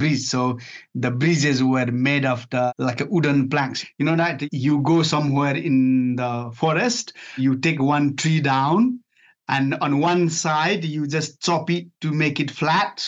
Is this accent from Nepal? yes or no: yes; Nepal; moved away as an adult; now in United Kingdom; I was born and raised in Nepal up to age of 19.